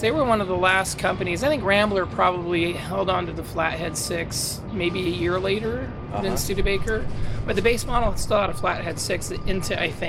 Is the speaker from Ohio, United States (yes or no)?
no; Fremont, California, United States; now in Sacramento, United States; I grew up in Fremont.